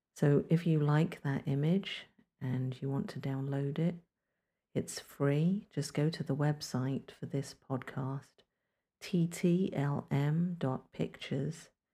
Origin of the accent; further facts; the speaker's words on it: London, United Kingdom; now in North Carolina, United States; I'm originally from London, England, but these days I live in North Carolina on the East Coast of the United States